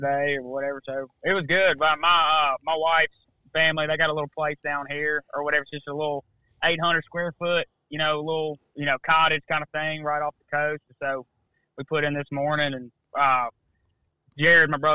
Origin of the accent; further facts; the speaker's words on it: Mobile, Alabama, United States; also born or lived in Mississippi; I grew up in Mobile, Alabama